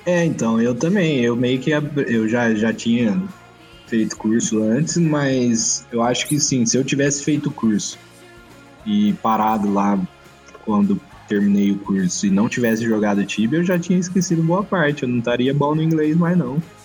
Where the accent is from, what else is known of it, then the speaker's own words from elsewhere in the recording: Batatais, São Paulo, Brazil; da minha cidade, de Batatais